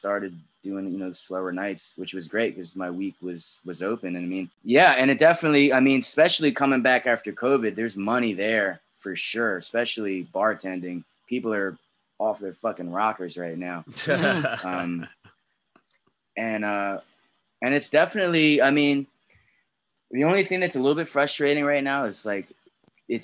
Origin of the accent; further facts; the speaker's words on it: North Carolina, United States; moved away; I grew up in North Carolina